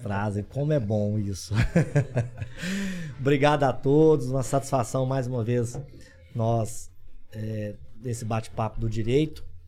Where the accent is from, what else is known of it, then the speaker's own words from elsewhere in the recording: Orizona, Goiás, Brazil; lá da minha cidade, de Orizona